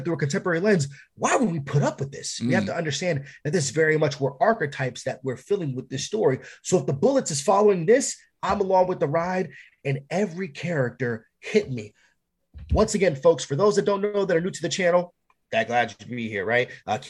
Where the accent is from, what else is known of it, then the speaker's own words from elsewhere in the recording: New York, United States; I'm from New York